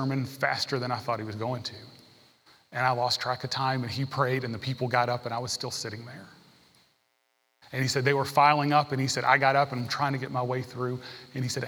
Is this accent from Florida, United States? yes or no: no; Tennessee, United States; I grew up in Tennessee. I took Tennessee history.